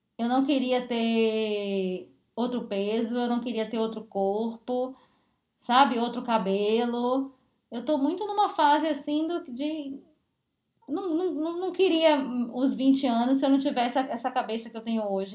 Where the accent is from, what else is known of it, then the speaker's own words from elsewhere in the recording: Bahia, Brazil; now in São Paulo, Brazil; eu saí da Bahia